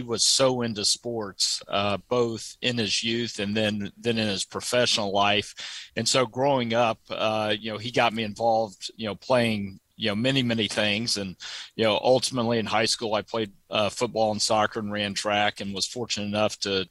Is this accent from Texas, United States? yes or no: yes; Dallas, Texas, United States; I grew up in Dallas with a lot of my dad's sports ventures